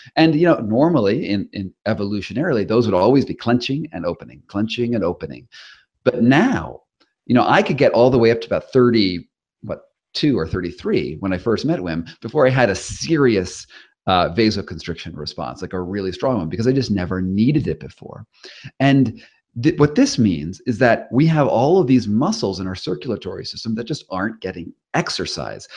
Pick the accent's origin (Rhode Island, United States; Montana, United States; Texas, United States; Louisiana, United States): Rhode Island, United States; moved away as an adult; now in California, United States; I'm from Rhode Island originally